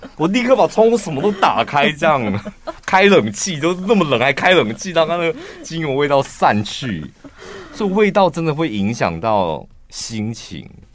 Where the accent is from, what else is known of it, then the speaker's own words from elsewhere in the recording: Taichung, Taiwan; 我身为台中人